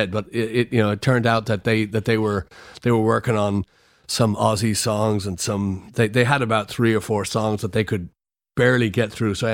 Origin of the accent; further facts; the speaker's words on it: Florida, United States; so I come from Florida, so I was my hair was pretty white from the from the sun, and I was pretty dark